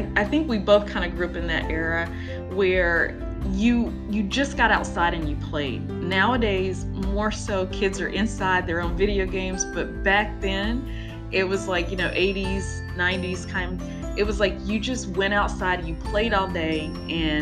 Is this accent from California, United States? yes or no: no; North Carolina, United States; I grew up in the South, North Carolina, but not Louisiana.